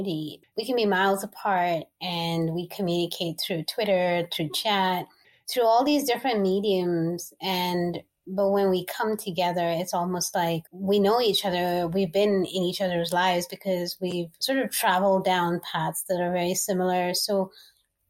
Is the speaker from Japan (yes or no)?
no; Dubai, United Arab Emirates; I was born and raised in the Middle East in Dubai.